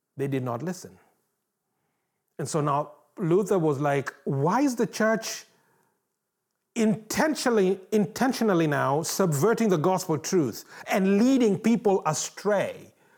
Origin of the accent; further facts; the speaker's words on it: Kenya; moved away; growing up in Kenya